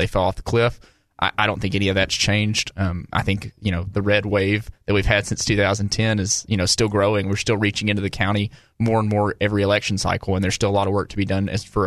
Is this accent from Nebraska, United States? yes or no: no; Smackover, Arkansas, United States; I was from Smackover, it's a small town